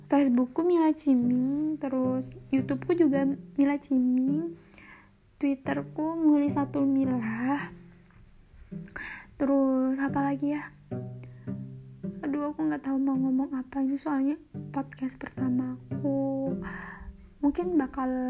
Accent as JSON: {"language": "Indonesian", "town": "Probolinggo", "region": "East Java", "country": "Indonesia", "said": "aku orang Probolinggo Probolinggo kalau ngomong orang Probolinggo tuh mungkin temen-temen di kampusku mungkin nggak tahu di mana itu Probolinggo"}